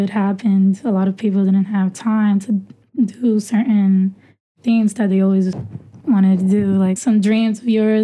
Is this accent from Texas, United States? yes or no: no; New York City, New York, United States; also born or lived in Dominican Republic; I grew up in Brooklyn.